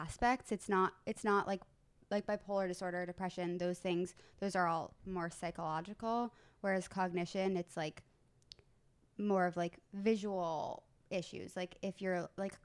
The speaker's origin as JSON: {"language": "English", "town": "Southampton", "region": "New York", "country": "United States", "tie": "born or raised there", "also_born_or_lived": "Baltimore", "moved": "as an adult", "said": "I grew up on the East End in Southampton"}